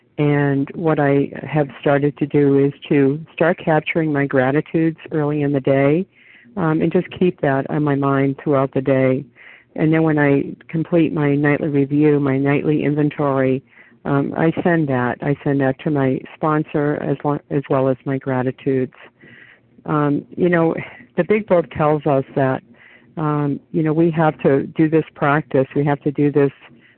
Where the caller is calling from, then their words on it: New Hampshire, United States; compulsive overeater, recovered for today. I'm calling in from New Hampshire this morning.